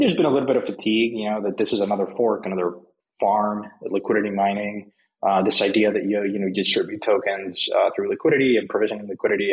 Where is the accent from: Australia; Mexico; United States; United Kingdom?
Mexico; I'm from Mexico. I grew up there.